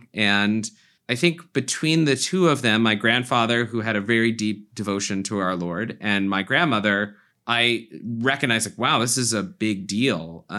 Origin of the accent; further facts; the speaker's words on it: Florida, United States; So I grew up in South Florida, and my grandmother began to drag me and my brother to the 7 a.m. Mass at our very old parish.